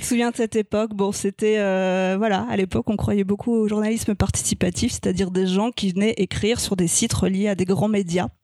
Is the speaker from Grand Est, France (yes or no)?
yes; Strasbourg, Grand Est, France; moved away; also born or lived in Paris; je suis née à Strasbourg, j'ai déménagé à Paris et je suis retournée à Strasbourg pour faire mes études de journalisme